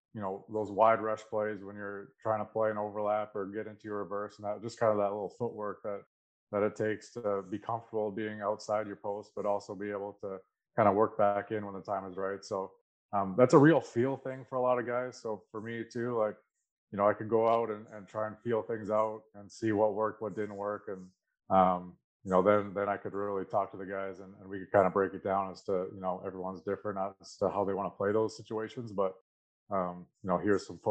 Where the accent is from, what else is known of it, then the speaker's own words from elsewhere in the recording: Aldergrove, British Columbia, Canada; I grew up in Alder Grove. Grew up on a turkey and chicken farm back there